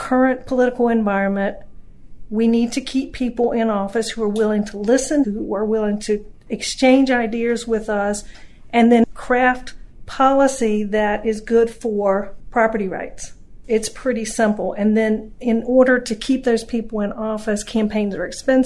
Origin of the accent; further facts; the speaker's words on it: North Carolina, United States; moved away as an adult; now in Virginia, United States; I grew up in North Carolina. I moved to Virginia in late 80s